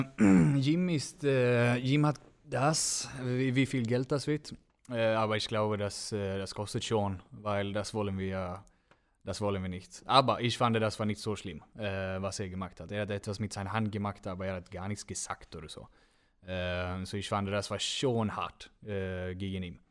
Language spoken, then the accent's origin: German; Gothenburg, Västra Götaland, Sweden; German is a second language; moved away as an adult; now in Germany; Önnered ist wo, äh, das ist mein Heimat